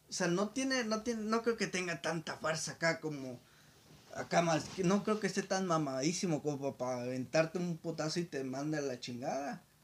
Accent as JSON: {"language": "Spanish", "country": "Mexico", "said": "la expectativa que como nosotros como mexicanos, güey."}